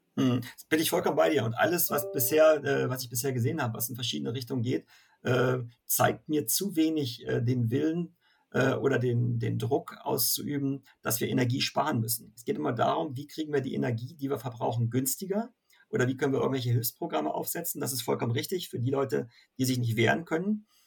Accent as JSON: {"language": "German", "region": "Northern Germany", "country": "Germany", "said": "als äh, Norddeutscher"}